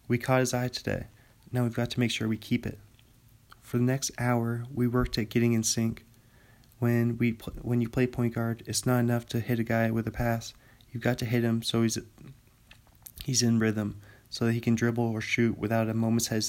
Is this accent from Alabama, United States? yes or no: no; Bothell, Washington, United States; Reading this book is bringing back so many good memories of just Bothell. Because this book's about my hometown.